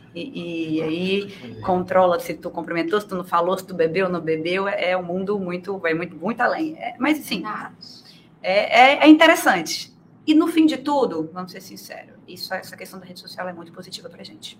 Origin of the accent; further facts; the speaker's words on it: Itaí, interior of Bahia, Brazil; now in Espírito Santo, Brazil; moro no Espírito Santo, mas como eu frisei aqui, eu sou baiana, do interior da Bahia, eu sou itaiense